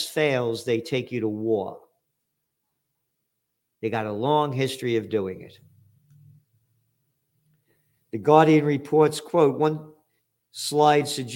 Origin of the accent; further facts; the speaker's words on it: United States; I'm an American